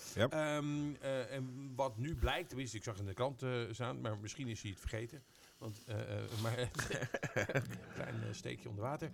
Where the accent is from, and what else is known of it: Netherlands